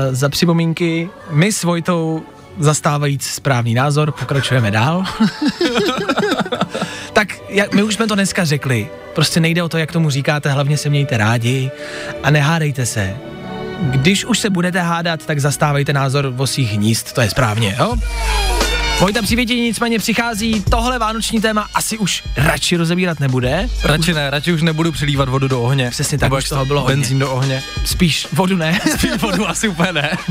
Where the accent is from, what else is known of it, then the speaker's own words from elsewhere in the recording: Říkovice, Olomouc Region, Czechia; Z Říkovec.